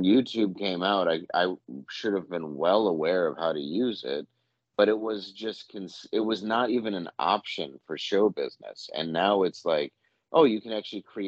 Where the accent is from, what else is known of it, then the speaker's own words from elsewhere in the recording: Detroit, Midwest, United States; I'm from the Midwest